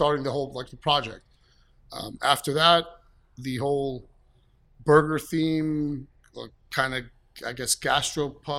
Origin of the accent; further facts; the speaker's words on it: Allentown, Pennsylvania, United States; I'm from, born and raised in Allentown, been in the food business for a good 20 years